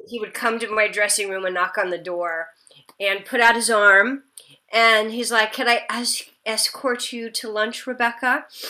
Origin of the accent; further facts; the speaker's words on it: Nebraska, United States; also born or lived in Kansas; now in California, United States; I'm from the Midwest. I grew up, I was born in Kansas and grew okay. up in Nebraska